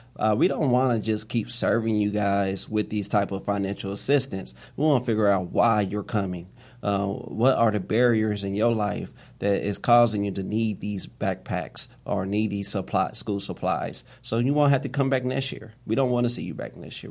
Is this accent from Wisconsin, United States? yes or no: no; Indianapolis, Indiana, United States; I grew up on Far East Second and Post Road, uh, on the far east side of Indianapolis